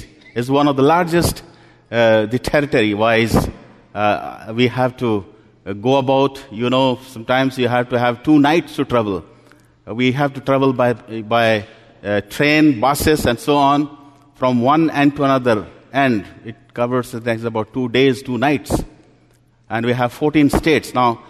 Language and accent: English; Delhi, India; You know, I'm come from India, as has been introduced.